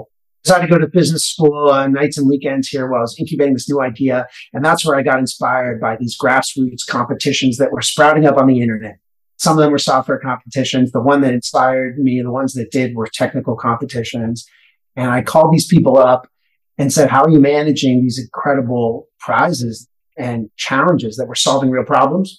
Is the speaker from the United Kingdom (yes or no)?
no; San Diego, California, United States; moved away as an adult; now in New York, United States; I grew up in San Diego